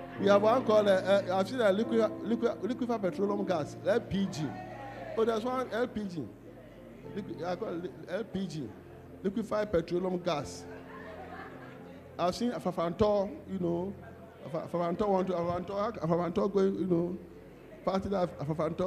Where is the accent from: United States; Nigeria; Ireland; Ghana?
Ghana; Kumasi, Ashanti; We are from Kumeu. They put a mark. I'm the only one who hasn't got that mark.